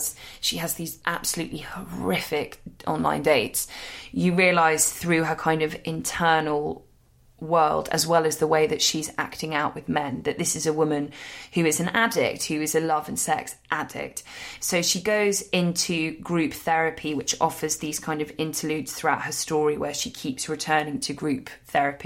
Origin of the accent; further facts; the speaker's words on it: London, United Kingdom; as a Londoner